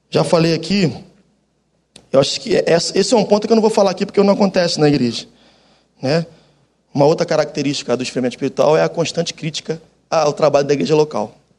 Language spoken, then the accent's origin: Portuguese; Baixada Fluminense, Rio de Janeiro, Brazil; also born or lived in Jacarepaguá, Rio de Janeiro; now in Rio de Janeiro, Brazil; eu sou da Baixada Fluminense, depois eu vim morar com 16 anos aqui na, em Jacarepaguá, e depois fiquei o restante da vida aqui